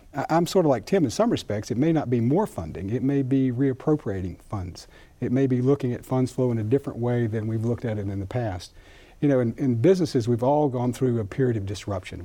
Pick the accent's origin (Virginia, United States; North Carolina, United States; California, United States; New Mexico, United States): North Carolina, United States; Rutherford County; I grew up in Rutherford County, you know, not too far from here